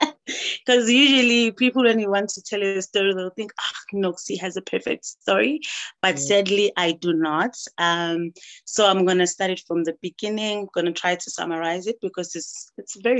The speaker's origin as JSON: {"language": "English", "region": "Mpumalanga", "country": "South Africa", "moved": "as an adult", "lives_now": "Pretoria, South Africa", "said": "I'm from Mpumalanga, but I currently stay in Pretoria because of work"}